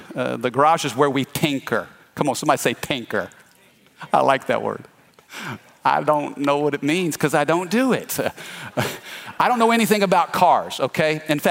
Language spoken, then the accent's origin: English; Midwest, United States; I'm a Cardinal fan. I'm from the Midwest, St. Louis Cardinals.